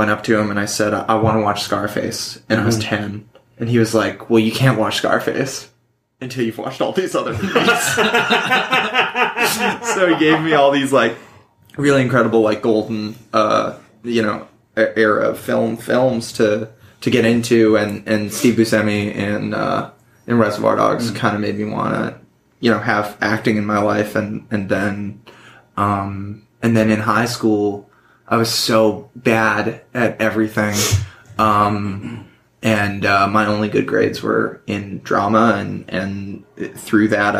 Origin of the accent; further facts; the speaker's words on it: Vancouver, British Columbia, Canada; We're both from Vancouver